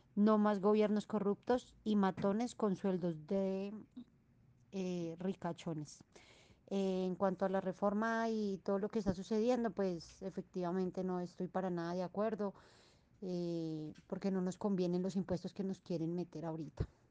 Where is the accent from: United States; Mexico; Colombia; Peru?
Colombia; now in Bogotá, Colombia; me reporto desde Bogotá con respecto a las protestas y lo que sucede en mi país